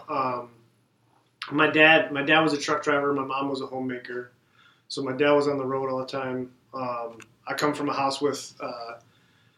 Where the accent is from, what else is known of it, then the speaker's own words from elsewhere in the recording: South Milwaukee, Wisconsin, United States; we were in South Milwaukee, Okay. So a little suburb of South Milwaukee